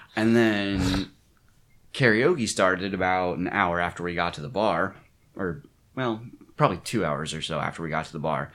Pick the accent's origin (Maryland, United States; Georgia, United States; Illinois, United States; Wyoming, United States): Maryland, United States; moved away; also born or lived in Pennsylvania; I'm originally from Maryland